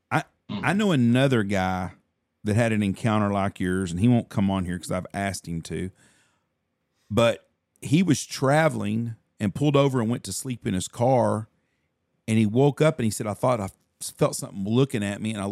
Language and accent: English; Kentucky, United States; I'm from Kentucky.